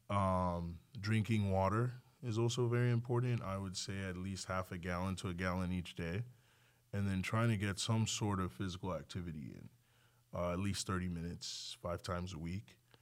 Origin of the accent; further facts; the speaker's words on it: Nigeria; also born or lived in League City, Texas; now in Texas, United States; I grew up in Nigeria